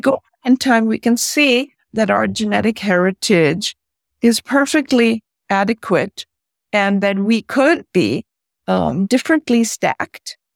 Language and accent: English; India; moved away; also born or lived in San Francisco, United States; As my dad is Indian and I grew up in India